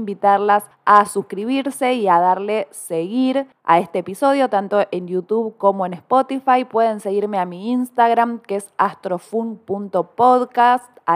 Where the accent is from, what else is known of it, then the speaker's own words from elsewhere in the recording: Córdoba, Argentina; born there; No se me nota la tonada porque nací en el interior de Córdoba, pero aquí vivo en esta bellísima ciudad